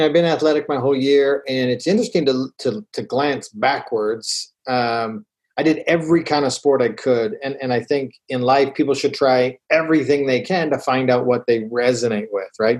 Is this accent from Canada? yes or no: yes; Calgary, Alberta, Canada; now in Utah, United States; I grew up in Calgary, Alberta, Canada.